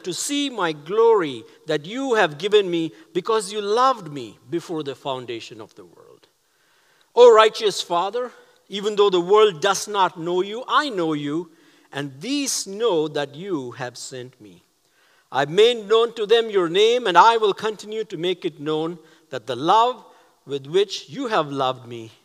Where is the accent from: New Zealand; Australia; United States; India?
India; Chennai, Tamil Nadu; moved away; my hometown of Chennai